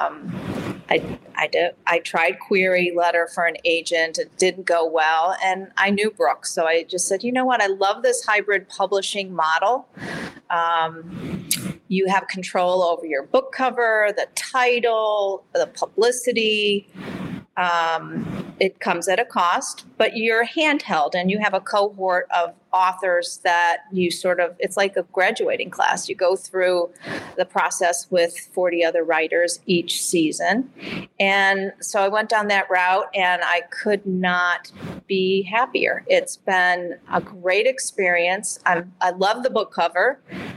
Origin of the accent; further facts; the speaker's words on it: Midwest, United States; accent: Midwest; also born or lived in Michigan City, Indiana / Chicago; my Midwest accent